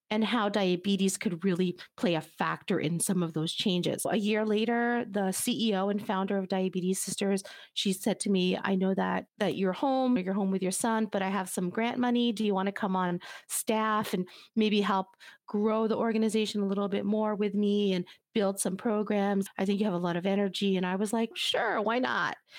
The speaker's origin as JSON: {"language": "English", "country": "United States", "tie": "born or raised there", "said": "my family is from Cuba, but I was born here in the United States"}